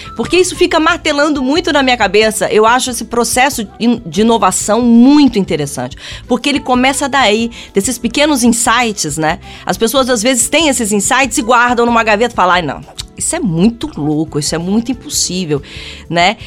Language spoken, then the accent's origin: Portuguese; Brazil; a gente, enquanto brasileiros